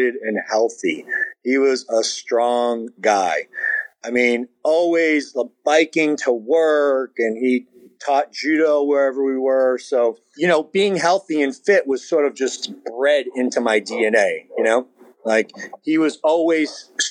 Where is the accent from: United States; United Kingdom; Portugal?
Portugal; São Miguel, Azores; moved away; I was born in Portugal and on the island, you know, San Miguel and the Azores.